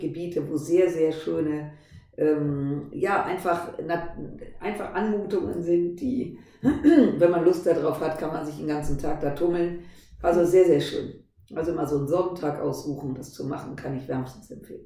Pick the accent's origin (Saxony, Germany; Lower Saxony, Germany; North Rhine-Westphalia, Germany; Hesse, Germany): North Rhine-Westphalia, Germany; Düsseldorf; seit 20 Jahren habe ich irgendein Mandat in Düsseldorf, in meiner Heimatstadt